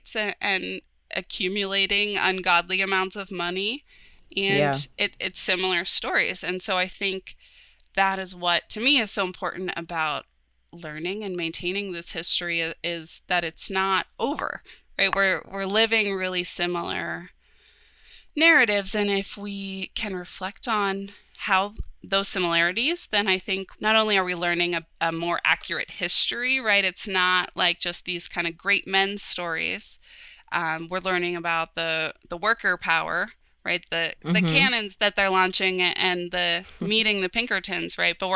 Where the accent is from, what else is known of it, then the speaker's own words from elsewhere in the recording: Pittsburgh region, Pennsylvania, United States; growing up in the Pittsburgh region